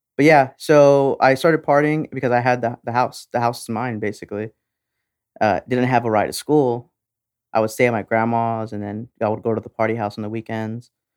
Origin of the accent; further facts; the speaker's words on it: Texas, United States; we're Texan